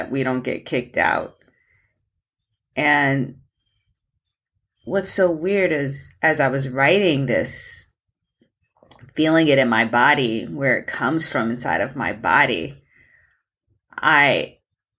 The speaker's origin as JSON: {"language": "English", "region": "Mississippi", "country": "United States", "tie": "born or raised there", "said": "I grew up in America, I was born in the segregated South in Mississippi."}